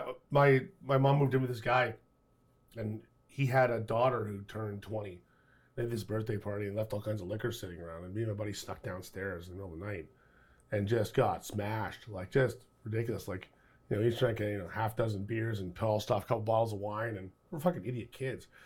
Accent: Toronto, Ontario, Canada; also born or lived in Scarborough; I grew up in the beaches.

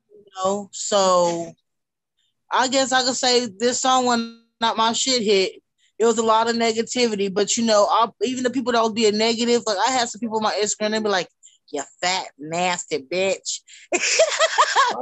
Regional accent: Wichita, Kansas, United States; I'm from Wichita, Kansas

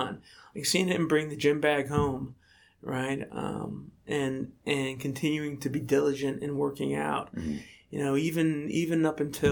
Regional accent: State College, Pennsylvania, United States; when I was about 12 years old in State College, Pennsylvania, my hometown

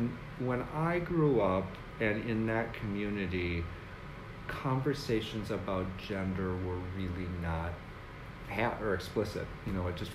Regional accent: St. Peter, Minnesota, United States; also born or lived in Athens, Ohio; now in Mucwa, United States; I grew up in St. Peter, Minnesota, which is about 70 miles southwest of Minneapolis-St. Paul. Oh. It's a town of about 8,000, and it's a college town like Ashland.

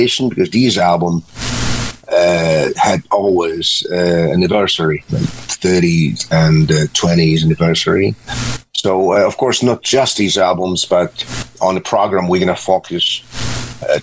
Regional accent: Poland; we came from Poland, and the realities were not that nice like today

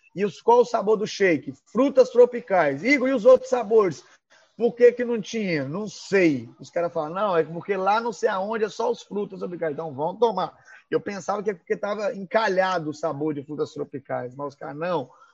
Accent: Minas Gerais, Brazil; moved away; also born or lived in Vitória; Quando eu falar trem, gente, é porque eu sou mineiro

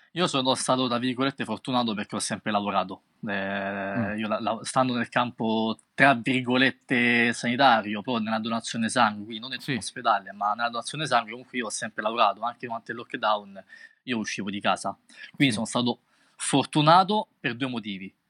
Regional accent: Rome, Lazio, Italy; io vengo da Roma

